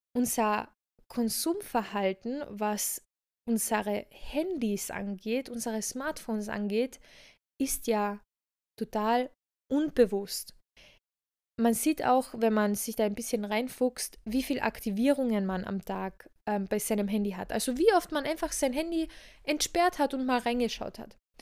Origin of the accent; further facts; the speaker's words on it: Villach, Carinthia, Austria; moved away; daher kommen wir beide ja, also wir sind ja ursprünglich aus Villach